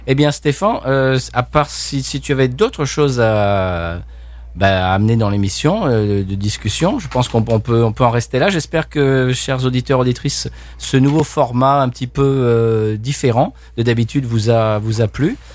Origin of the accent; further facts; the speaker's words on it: Spain; accent: Spain Spanish; Là, il me faisait parler espagnol pour entendre mon accent d'Espagne et ça le faisait